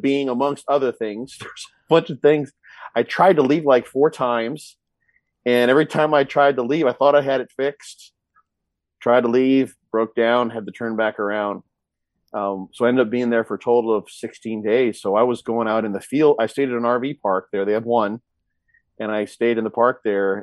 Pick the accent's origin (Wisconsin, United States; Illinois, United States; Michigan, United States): Illinois, United States; Quincy; moved away; I was in Quincy, my hometown, Illinois